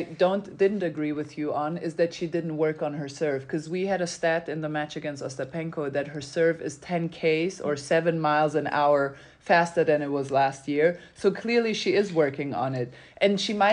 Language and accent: English; Germany; English is a second language; also born or lived in Serbia; I come from Germany.